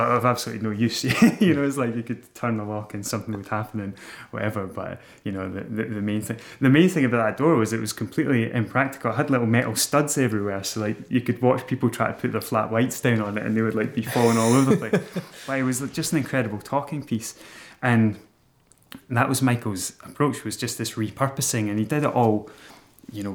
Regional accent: Broughty Ferry / Dundee area, Scotland, United Kingdom; born or raised there; moved away as an adult; also born or lived in Glasgow

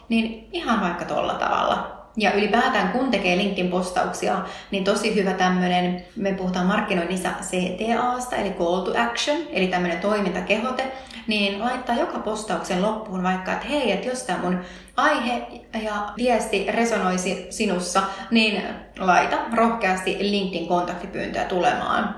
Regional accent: Tervo, North Savo, Finland; also born or lived in Helsinki; hän perusti autokorjaamon pienen, pienen Tervon kylään silloin, missä hän itse oli syntynyt ja, ja tota, me muutettiin silloin Helsingistä takaisin sinne seuduille

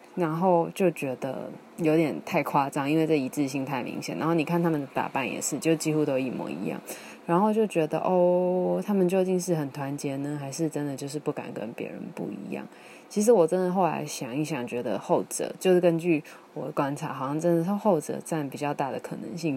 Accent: Taiwan; first language Taiwanese Hokkien; Chinese is a second language; 我以前其实是住在高雄，什么红毛岗，就是超级像是那个地方，所以我一开始就是我第一个学会的语言其实是台语

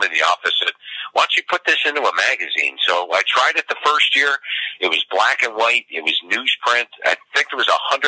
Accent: Cleveland, Ohio, United States; a lot of people don't even realize I'm from the Cleveland area. They all think I'm a national guy and, you know, from some other part of the country, but right here in Cleveland.

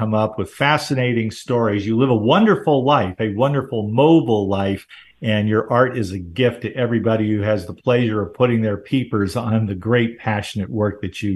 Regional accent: Southern California, United States; I grew up in Southern California

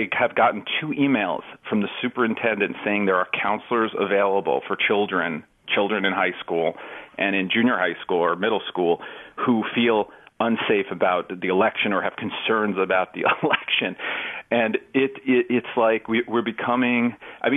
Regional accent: New York City, New York, United States; when I grew up in New York

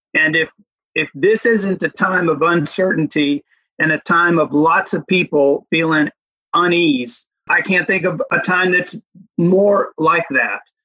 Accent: United States; also born or lived in Dominican Republic; I'm an American with a very Dominican acculturation

